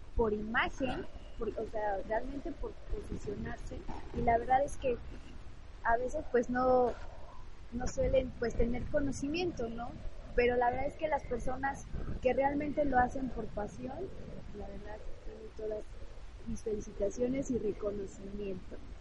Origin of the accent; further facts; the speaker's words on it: Mexico; Nosotros como mexicanos